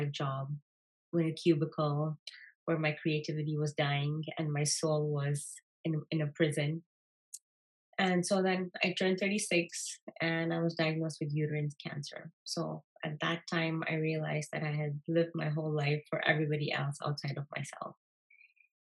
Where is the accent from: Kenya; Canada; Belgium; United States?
Kenya; I was born and raised in Kenya in a normal Indian